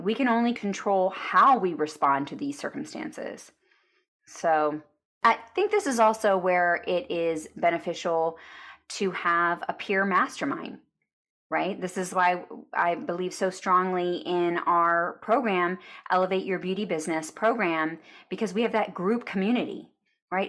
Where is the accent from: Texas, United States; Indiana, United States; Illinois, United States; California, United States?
Texas, United States; Arlington; I grew up in Arlington, which is near Dallas, Texas